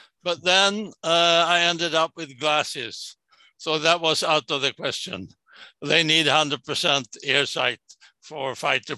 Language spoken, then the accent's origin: English; Sweden; I was born and raised in Sweden.